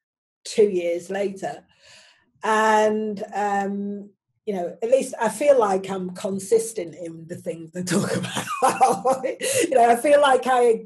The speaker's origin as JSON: {"language": "English", "town": "Manchester", "region": "North West England", "country": "United Kingdom", "tie": "born or raised there", "also_born_or_lived": "Oxford / London / Paris / Ibiza", "moved": "as an adult", "lives_now": "Manchester, United Kingdom", "said": "I was born in 1966, and I left Manchester in 1994"}